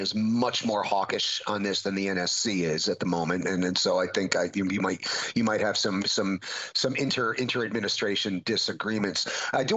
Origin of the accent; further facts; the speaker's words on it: Connecticut, United States; my home state of Connecticut